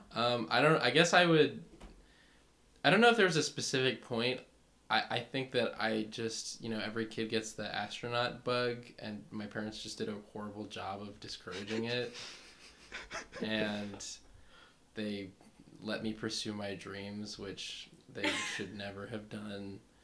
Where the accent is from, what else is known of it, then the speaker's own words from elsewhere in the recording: Fairfield, California, United States; I'm from the middle of nowhere, California